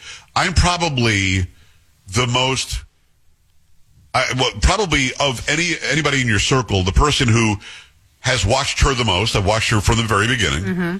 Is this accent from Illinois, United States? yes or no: no; New York, United States; growing up in New York, my mother would say, don't be fresh.